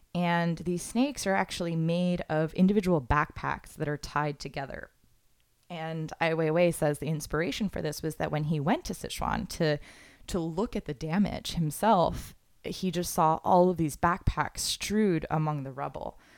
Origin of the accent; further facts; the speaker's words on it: Florida, United States; I'm from Florida